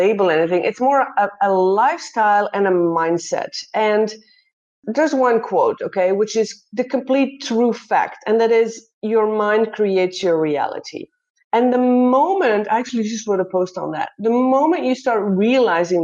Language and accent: English; Belgium; moved away as an adult; also born or lived in Netherlands; now in Brisbane, Australia; I'm originally born and raised in Belgium